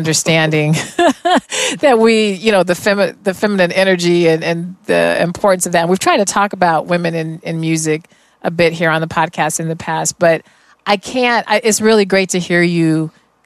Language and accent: English; Denver, Colorado, United States; the whole ensemble was one from all the Denver public schools, because I'm originally from Denver